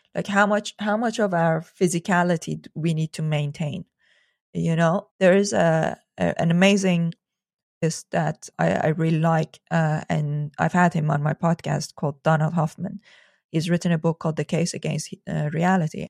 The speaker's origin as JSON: {"language": "English", "country": "Iran", "tie": "born or raised there", "moved": "yes", "said": "I grew up in Iran"}